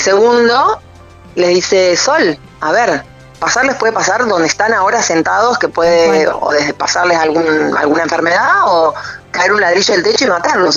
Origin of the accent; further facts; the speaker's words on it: Trelew, Chubut, Argentina; yo soy de Trelew